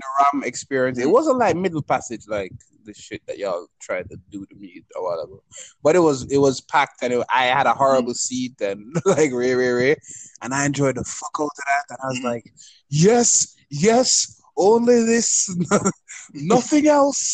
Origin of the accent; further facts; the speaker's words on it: Jamaica; as a Jamaican